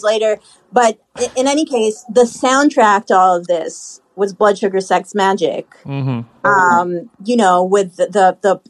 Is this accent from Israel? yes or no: yes; Haifa, Haifa District, Israel; born or raised there; now in New York, United States